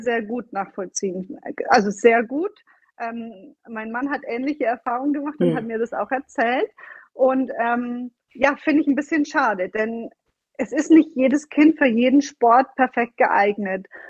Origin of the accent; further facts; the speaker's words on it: Bavaria, Germany; moved away as an adult; also born or lived in Florence, Italy; now in Italy; ich bin eine gebürtige Bayerin, komme aus dem Süden Deutschlands